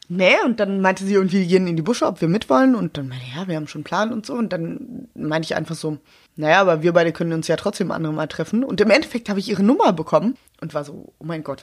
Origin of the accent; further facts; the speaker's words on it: Berlin, Germany; Ich hab, bin eine Berlinerin, sehr spät.